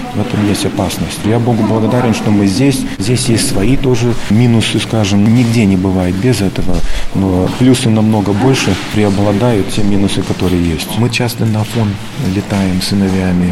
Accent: New York, United States; now in Russia; мы родились в Нью-Йорке от родителей, которые были беженцы из России

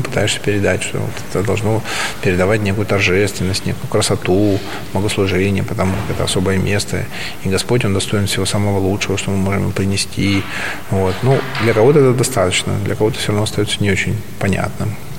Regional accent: Yakutsk, Sakha Republic, Russia; moved away as an adult; also born or lived in China; Сам я из Якутии. Я родился в городе Якутске. Республика Саха-Якутия. Вот. Я якут. И до 21-22 я жил, не выезжая практически за территорию России, Якутии

